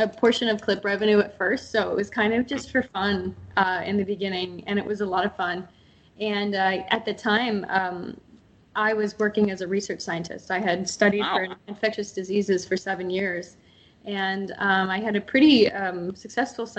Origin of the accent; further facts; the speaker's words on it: just north of Pittsburgh, Northwest Pennsylvania, United States; moved away as an adult; also born or lived in Port St. Lucie, Florida / Atlanta, Georgia / Los Angeles, California; now in California, United States; I grew up in Northwest Pennsylvania, just north of Pittsburgh, Pennsylvania